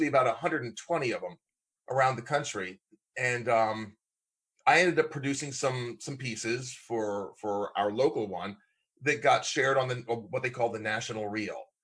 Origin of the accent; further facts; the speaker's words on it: Lancaster, Pennsylvania, United States; moved away; My hometown is Lancaster, Pennsylvania, Amish country. My backyard growing up was an Amish dairy farm